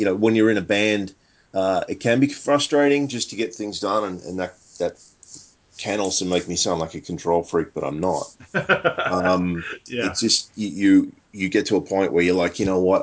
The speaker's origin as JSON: {"language": "English", "town": "Sydney", "region": "New South Wales", "country": "Australia", "tie": "born or raised there", "said": "born and raised in Sydney, Australia"}